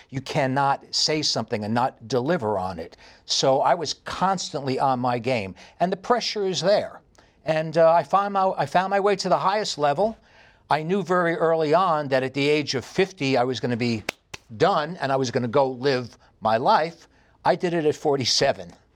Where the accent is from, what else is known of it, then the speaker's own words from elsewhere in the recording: New York City, New York, United States; accent: heavy New York; moved away as an adult; also born or lived in Los Angeles, California; now in Estonia; I have a very heavy New York accent. And I grew up in New York City